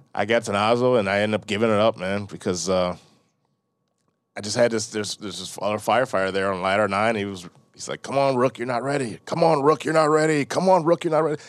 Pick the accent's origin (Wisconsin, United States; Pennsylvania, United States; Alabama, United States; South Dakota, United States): Wisconsin, United States; Delavan; moved away as an adult; also born or lived in Milwaukee, Wisconsin / University Park, Illinois / Chicago, Illinois; moved to Delavan, Wisconsin. It's over by Lake Geneva, between Janesville and Lake Geneva.